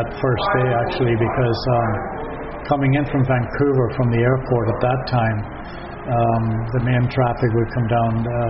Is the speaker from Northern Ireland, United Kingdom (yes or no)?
yes; Forkhill, Northern Ireland, United Kingdom; moved away as an adult; now in Nelson, Canada; I was born and raised in Fork Hill in South Armagh.